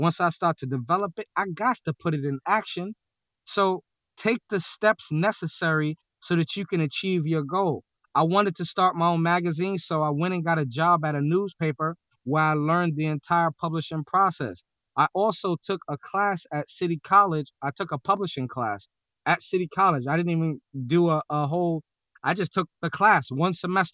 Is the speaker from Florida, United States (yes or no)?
no; New York City, New York, United States; I'm from New York City